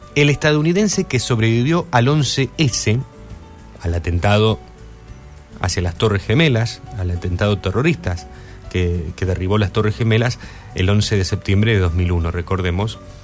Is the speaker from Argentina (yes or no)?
yes; Argentina; Con orgullo somos argentinos